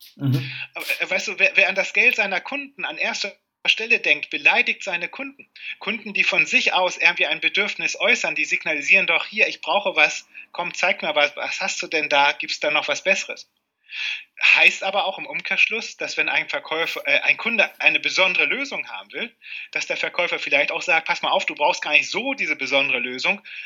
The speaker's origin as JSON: {"language": "German", "town": "Cuxhaven", "region": "Lower Saxony", "country": "Germany", "tie": "born or raised there", "lives_now": "Lingen, Germany", "said": "geboren wurde ich in Cuxhaven und bin Niedersachsen immer treu geblieben"}